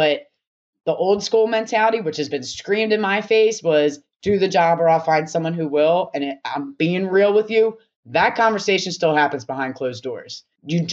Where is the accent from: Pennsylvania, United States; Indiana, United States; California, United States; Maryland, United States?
Pennsylvania, United States; Philadelphia; I'm from Philly. I grew up in like a hotbed of violence and anger